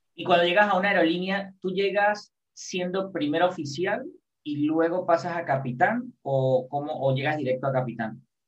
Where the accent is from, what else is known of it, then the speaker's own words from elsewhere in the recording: San Cristóbal, Táchira, Venezuela; yo soy de San Cristóbal